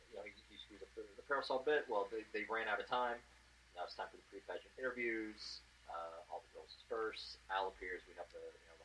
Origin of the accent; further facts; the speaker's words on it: Southern Illinois, United States; moved away; my hometown is in Southern Illinois